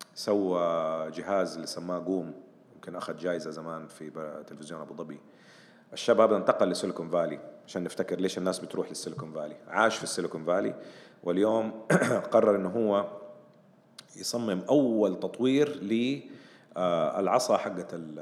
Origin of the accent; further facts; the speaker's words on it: Saudi Arabia; عندنا في السعوديه